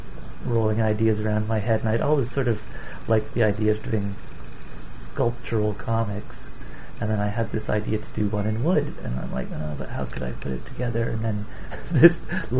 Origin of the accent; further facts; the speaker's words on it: Guelph, Ontario, Canada; also born or lived in Toronto; now in Vancouver, Canada; I moved from Guelph to Toronto